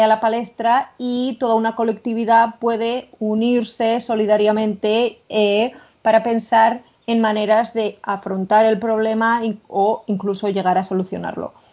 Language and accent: Spanish; Spain; accent: Spanish; me entra la risa solo de imaginarnos a nosotras con nuestro acento maravillosamente español hablando en inglés